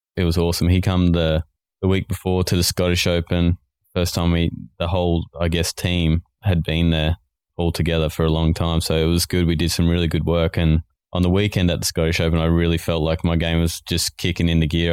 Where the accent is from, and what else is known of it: Australia